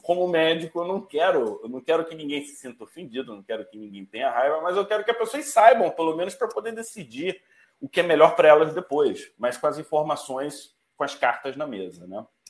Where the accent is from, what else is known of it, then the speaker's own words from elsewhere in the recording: Manaus, Amazonas, Brazil; eu sou de Manaus